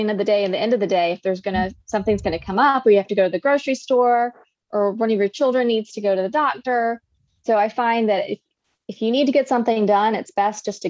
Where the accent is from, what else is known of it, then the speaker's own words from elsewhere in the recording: North Carolina, United States; North Carolina. That's my hometown. That's my state.